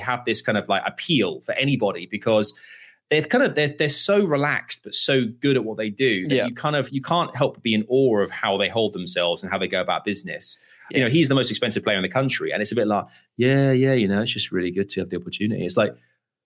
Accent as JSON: {"language": "English", "region": "England", "country": "United Kingdom", "said": "aren't you English? I was like, yes, I am"}